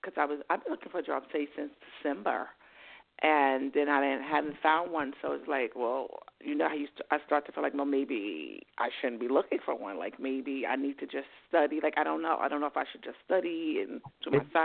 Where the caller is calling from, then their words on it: New York, United States; Hi, this is Katie. I'm calling from New York.